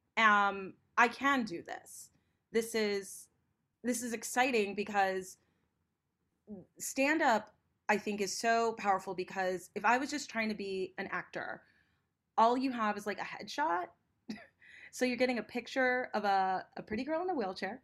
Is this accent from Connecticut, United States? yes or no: no; Los Angeles, California, United States; I'm born and raised in Los Angeles